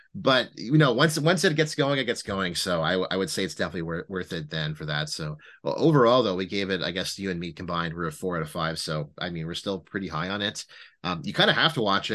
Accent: Ottawa, Ontario, Canada; we're all from Ottawa

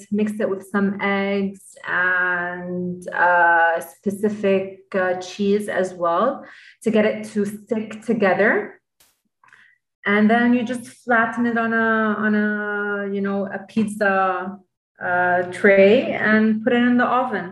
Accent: Lebanon; I'm purely Lebanese. I'm from Lebanon.

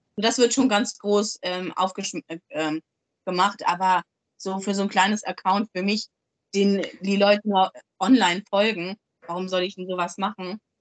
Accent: Germany; moved away as an adult; now in Hamburg, Germany; Ich komme aus dem Dorf, aus dem, aus dem Harz.

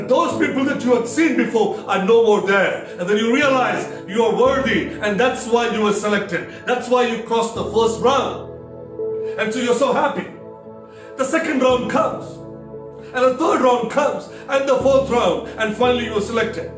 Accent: Kerala, India; I come from the south of India. My parents, my roots are from Kerala

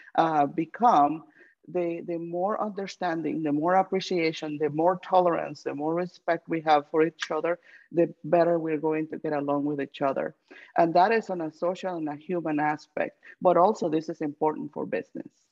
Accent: Guatemala; now in United States; I am from Guatemala

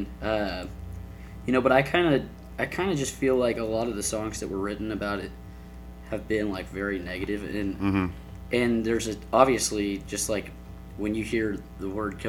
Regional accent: Houston, Texas, United States; I'm from Houston, Texas.

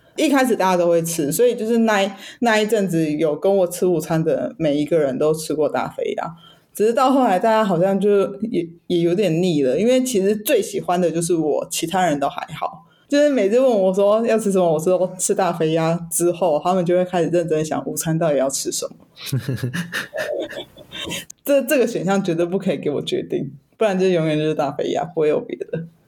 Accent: Taipei, Taiwan; 我是台北人

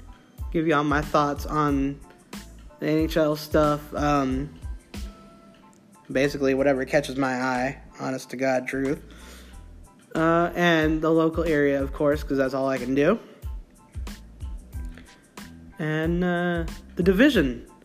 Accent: Central Texas, United States; I was born in the Central Texas area, so they're hometown-ish area for me.

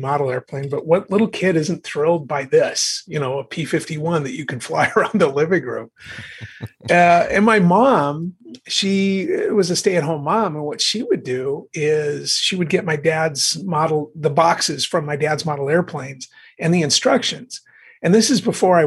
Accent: Bismarck, North Dakota, United States; my hometown of Bismarck, North Dakota

